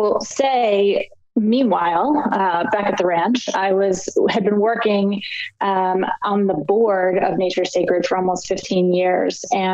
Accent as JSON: {"language": "English", "town": "Annapolis", "region": "Maryland", "country": "United States", "tie": "born or raised there", "also_born_or_lived": "Los Angeles", "moved": "as an adult", "said": "I grew up in Annapolis, Maryland on the Chesapeake Bay"}